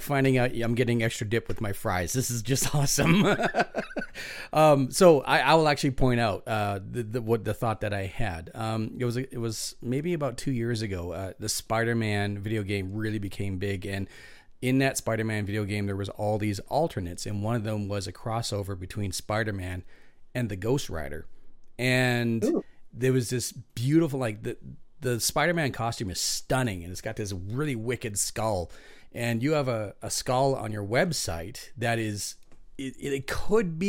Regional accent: Prince George, British Columbia, Canada; my hometown of Prince George

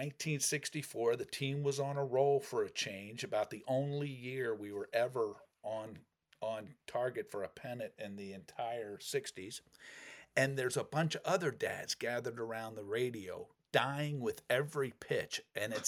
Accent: Cherry Hill, New Jersey, United States; also born or lived in North Shore of Chicago; now in Chicago, United States; Cherry Hill, New Jersey, my hometown

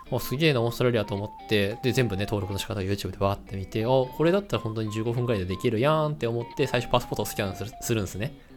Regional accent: Tochigi, Japan; moved away; 俺の田舎栃木県、あの、地元、実家栃木県なんですけども

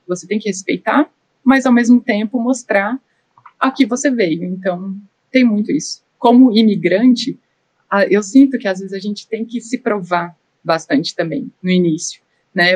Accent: Brazil; moved away as an adult; now in Austria; eu sou brasileira

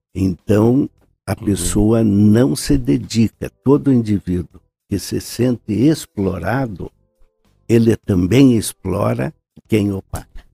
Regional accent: Ponta Grossa, Paraná, Brazil; also born or lived in Curitiba; Eu nasci nesta rua, em frente da Igreja Nossa Senhora Conceição.

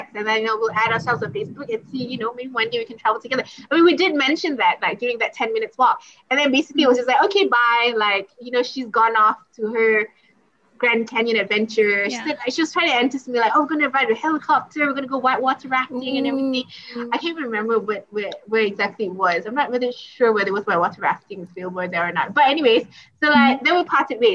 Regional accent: Malaysia; I'm from Malaysia

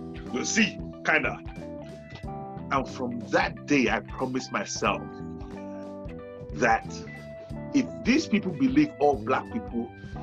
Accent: Nigeria; now in United Kingdom; we're Nigerians, we're Africans, we're black people

